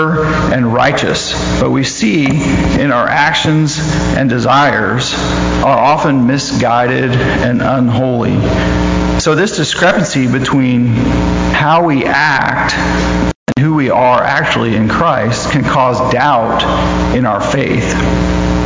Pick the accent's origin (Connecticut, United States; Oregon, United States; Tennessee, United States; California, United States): California, United States; Sunnyvale; I grew up in Sunnyvale, California